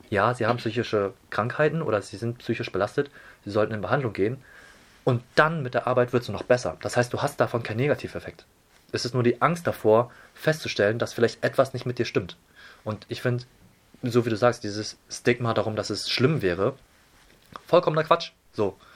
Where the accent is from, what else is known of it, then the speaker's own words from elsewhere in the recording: Hamburg, Germany; Ich bin äh, Asiate, meine Eltern kommen aus Taiwan, bin aber geborener und gebürtiger Hamburger. Das heißt, bin schön in Hamburg äh, in unserer vielfältigen Stadt